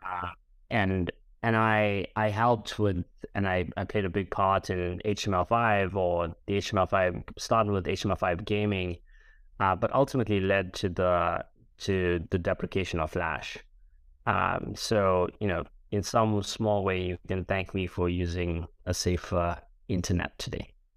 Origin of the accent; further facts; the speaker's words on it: Durban, KwaZulu-Natal, South Africa; moved away as an adult; now in London, United Kingdom; I'm a boy from Durban on the East Coast of South Africa